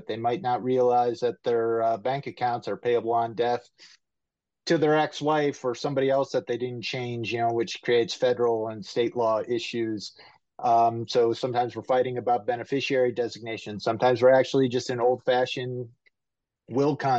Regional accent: Ohio, United States; also born or lived in Florida / Washington State / North Carolina; now in Cleveland, United States; I'm from the Ohio area.

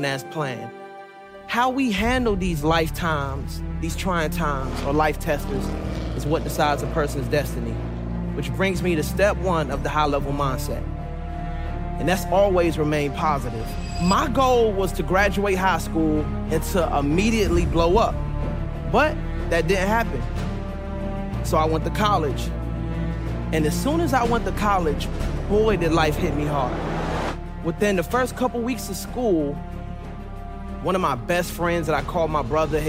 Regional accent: Suitland, Maryland, United States; also born or lived in Raleigh, North Carolina; I was born in Raleigh, North Carolina, but was raised majority in Suitland, Maryland, which made me who I am today.

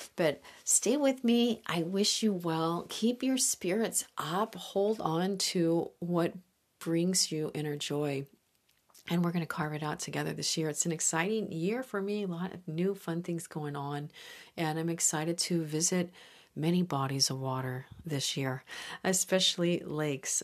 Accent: Midwest, United States; moved away; I grew up with some spectacular lakes in the Midwest

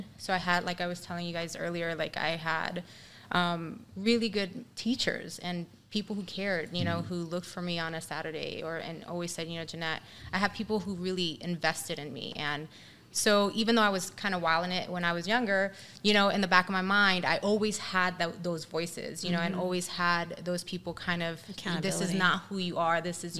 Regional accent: New York City, New York, United States; now in California, United States; I'm from New York. I was born and raised in the Bronx. My parents, who were never married, got divorced. You know, it was, a Spanish marriage, right?

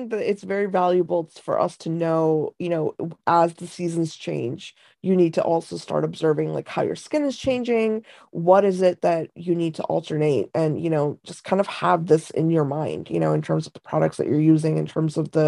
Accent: India; moved away; I was born in India, and I grew up with like kind of a lot of the Eastern traditions

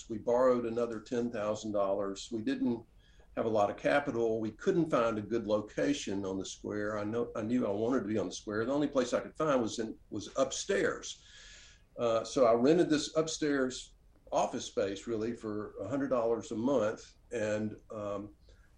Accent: Oxford, Mississippi, United States; also born or lived in Washington, D.C.; come back to Oxford, my hometown, the place where I grew up, and open a bookstore here

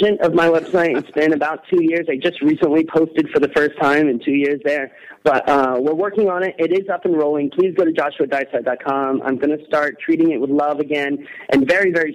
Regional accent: Texas, United States; I am from Texas

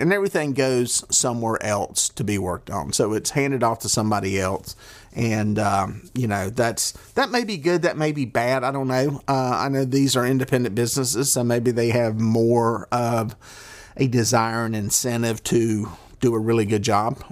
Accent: the South, United States; accent: southern; I got my southern accent

